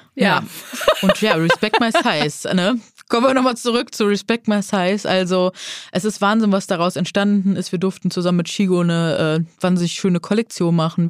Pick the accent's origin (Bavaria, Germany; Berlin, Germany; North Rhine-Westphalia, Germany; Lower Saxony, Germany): North Rhine-Westphalia, Germany; Neuss; moved away as an adult; now in Hamburg, Germany; Ursprünglich komme ich aus dem wunderschönen Neuss am Rhein. Lebe jetzt seit äh, ja, acht Jahren in Hamburg